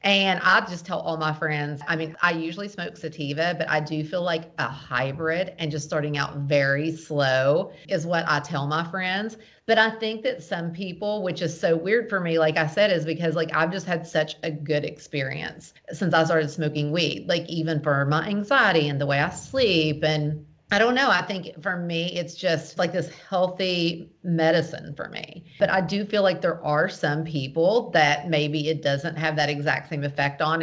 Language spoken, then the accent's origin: English; the South, United States; I'm from the South.